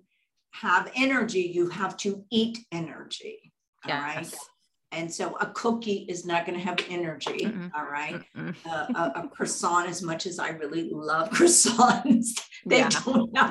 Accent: Texas, United States; I grew up in Texas

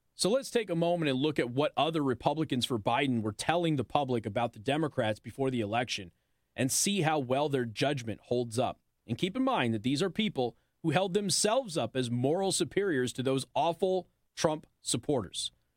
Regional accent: Las Vegas, Nevada, United States; I'm from Vegas

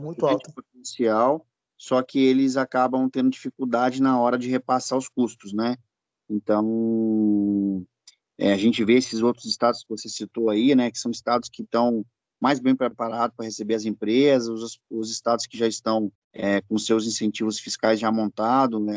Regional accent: Espírito Santo, Brazil; moved away as an adult; now in Rio de Janeiro, Brazil; Eu sou do Espírito Santo, natural do Espírito Santo

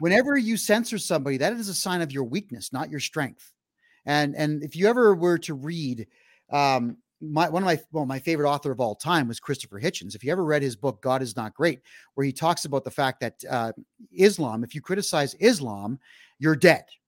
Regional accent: Mississauga, Ontario, Canada; In the city of Mississauga, which is to the west of Toronto, that's my hometown

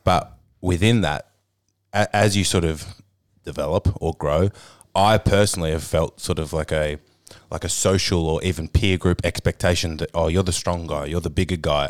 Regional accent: Hobart, Tasmania, Australia; I grew up in Hobart in Tasmania

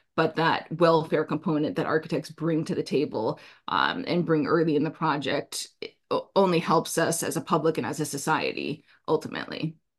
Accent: Anchorage, Alaska, United States; also born or lived in New Jersey; now in Hudson Valley, New York, United States; part of what's rooted in me from my upbringing, growing up in Alaska

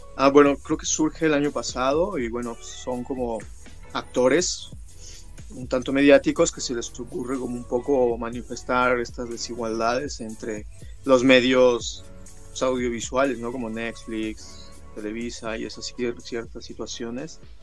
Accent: Mexico City, Mexico; also born or lived in San Esteban Atatlauca, Oaxaca; soy de un pueblo mixteco de, que se llama San Esteban Atatlauca, este, Ñucue, en Mixteco, se llama mi pueblo, y este, es en la Mixteca Alta Oaxaqueña, es alta porque hay montañas, y pues nada, que em, pues ya desde chiquito yo crecí aquí en la Ciudad de México

